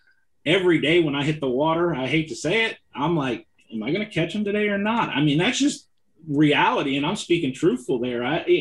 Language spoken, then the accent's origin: English; California, United States; I'm from California. I know how to finesse fish with the best of them.